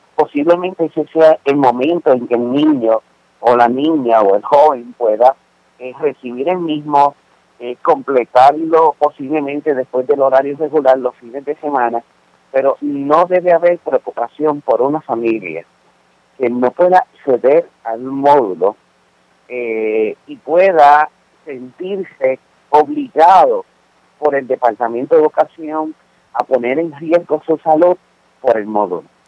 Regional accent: Puerto Rico; los puertorriqueños nos caracterizamos por poder eh, demostrar una gran empatía

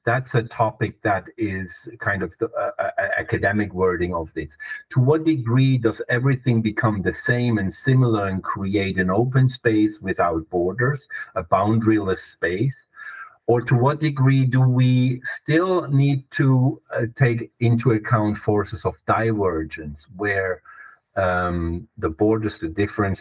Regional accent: Germany; English is a second language; now in Switzerland; You might notice my accent. I'm German originally. I'm a West German

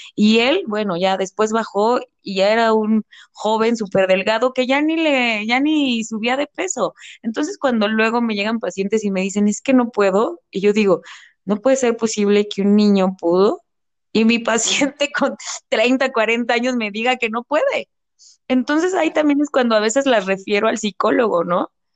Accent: Mexico; es algo que también como mexicanos tenemos de la comida

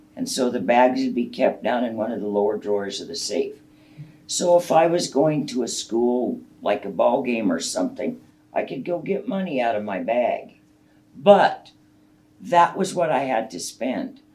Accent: Montague, United States; I was raised out in Montague

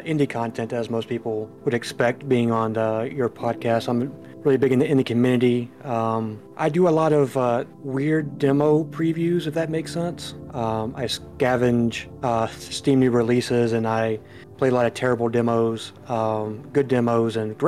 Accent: United States; I'm from the United States. I live on the east side of the United States

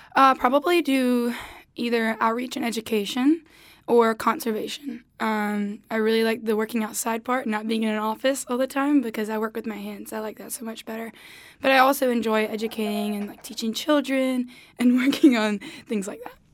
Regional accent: Goldsboro, North Carolina, United States; hometown, I'm from Goldsboro, North Carolina

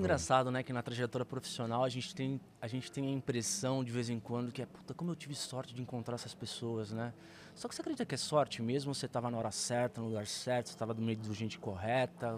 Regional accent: Santos, São Paulo, Brazil; eu já nasci em Santos, aqui em São Paulo

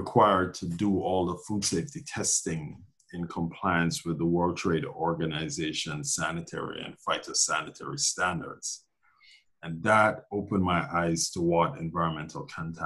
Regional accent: Jamaica; moved away as an adult; also born or lived in Glasgow, Scotland / Minneapolis, Minnesota / Massachusetts; now in New York City, United States; So most of my adolescent years, all of my adolescent years, I grew up in Jamaica

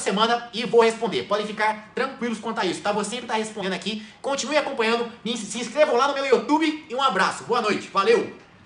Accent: Machado, Minas Gerais, Brazil; moved away; also born or lived in São Paulo; Eu sou natural de São Paulo, mas eu morei em Machado. Minha infância inteira eu morei em Machado, sul de Minas

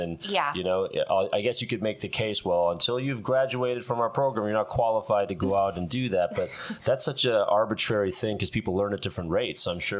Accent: Minneapolis, Minnesota, United States; now in Los Angeles, United States; I'm from Minneapolis originally

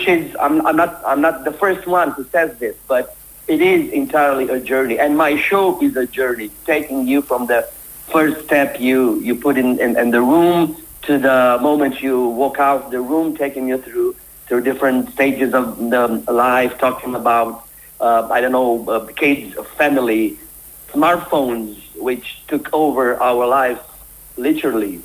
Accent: Romania; I'm coming from Romania.

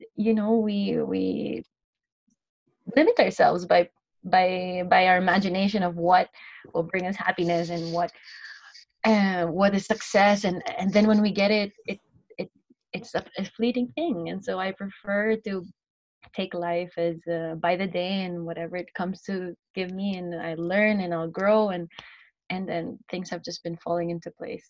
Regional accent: Philippines; moved away as an adult; also born or lived in United States / Ghana / Indonesia; now in Spain; I'm from the Philippines and I studied in the U.S.

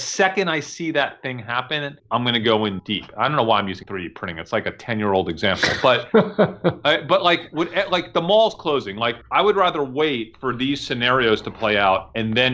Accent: New York, United States; moved away; I'm from New York

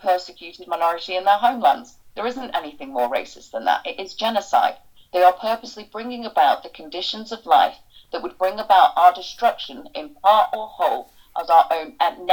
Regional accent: United Kingdom; our identity as British

